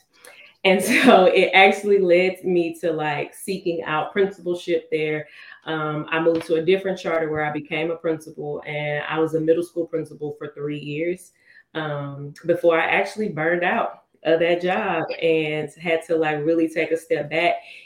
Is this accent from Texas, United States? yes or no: yes; Houston, Texas, United States; moved away as an adult; also born or lived in Fort Worth, Texas / Dallas, Texas; I am from Houston. I was born and raised on the south side, southwest side.